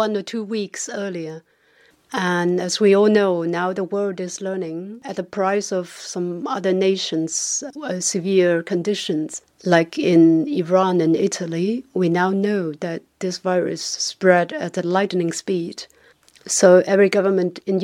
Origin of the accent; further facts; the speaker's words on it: China; growing up in China, I still feel the remnant of Mao's time. When I grew up in the 1980s